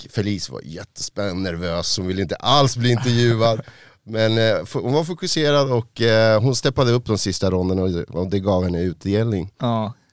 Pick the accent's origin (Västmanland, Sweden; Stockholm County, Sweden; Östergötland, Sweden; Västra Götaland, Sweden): Stockholm County, Sweden; Stockholm; also born or lived in Chile; jag är chilenare, jag är stockholmare